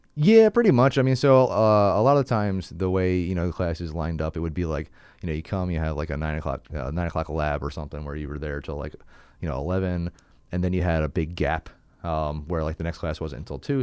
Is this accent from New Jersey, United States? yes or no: yes; New Jersey, United States; also born or lived in England; I grew up in South Jersey